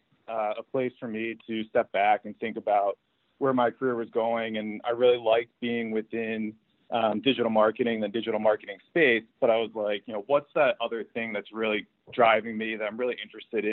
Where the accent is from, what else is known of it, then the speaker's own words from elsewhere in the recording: New England, United States; I grew up in New England